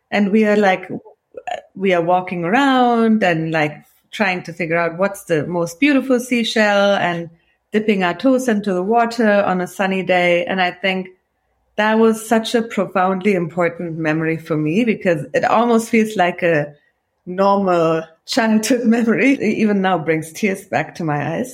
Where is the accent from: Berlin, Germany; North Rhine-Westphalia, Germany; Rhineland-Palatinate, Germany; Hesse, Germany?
North Rhine-Westphalia, Germany; Cologne; accent: Kölsch; moved away as an adult; also born or lived in Iran; now in United States; you could have the thickest local Kölsch accent like I have